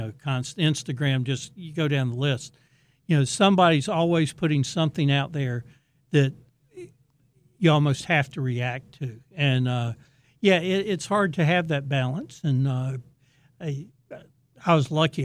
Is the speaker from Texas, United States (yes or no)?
no; Raleigh, North Carolina, United States; I grew up in Raleigh, went to N C State